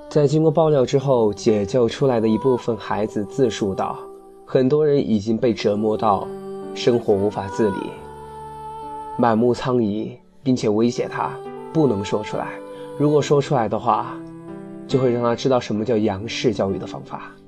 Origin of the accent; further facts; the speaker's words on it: China; 我们中国人